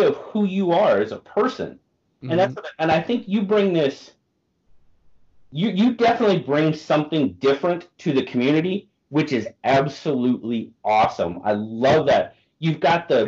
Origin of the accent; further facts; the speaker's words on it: Nebraska, United States; moved away; I'm originally from Nebraska. That's where I grew up